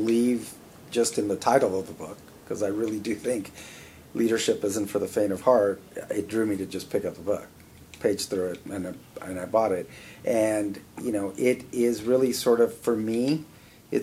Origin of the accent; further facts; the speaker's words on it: Miami, Florida, United States; I was born in 63 in Miami